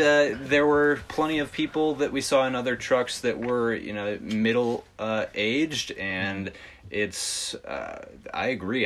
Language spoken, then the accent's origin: English; Midwest, United States; growing up in the Midwest in a smaller city